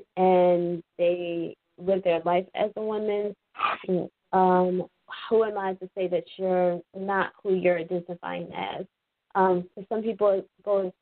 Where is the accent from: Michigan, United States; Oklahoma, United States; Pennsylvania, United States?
Pennsylvania, United States; Philadelphia; moved away; also born or lived in Massachusetts; I grew up in Philadelphia